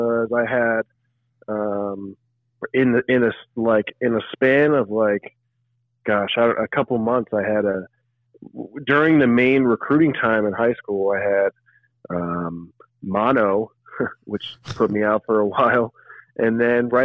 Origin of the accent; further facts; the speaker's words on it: Frisco, Texas, United States; growing up in Frisco, obviously coming back here always is, you know, it's kind of my home base